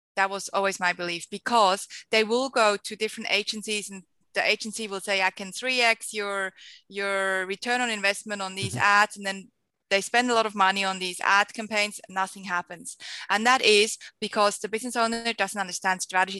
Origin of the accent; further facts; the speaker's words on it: Switzerland; moved away as an adult; also born or lived in Costa Rica / Geneva, Switzerland; now in Sydney, Australia; I am a Swiss Australian, hence my very big accent. So I grew up in Switzerland, lived there for 23 years